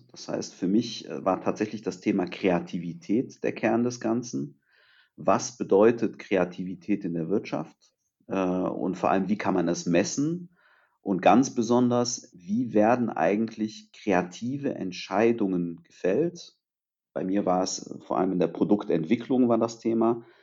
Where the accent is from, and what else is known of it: Târgu Mureș, Mureș County, Romania; born there